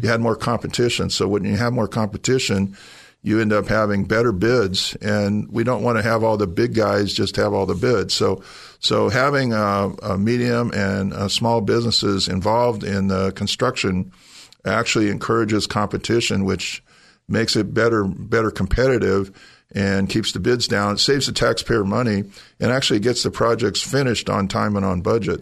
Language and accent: English; San Jose, California, United States; I'm a native of San Jose. I grew up in San Jose